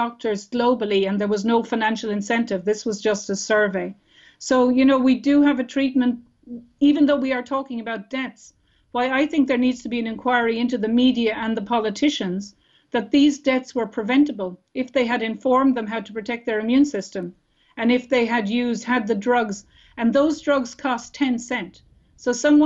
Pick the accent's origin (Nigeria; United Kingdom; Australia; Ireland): Ireland; we as Irish people